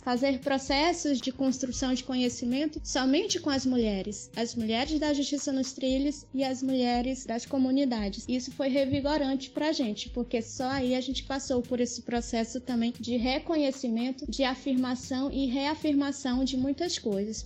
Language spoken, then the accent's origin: Portuguese; Maranhão, Brazil; A gente é maranhense, a gente também é afetado pela mineração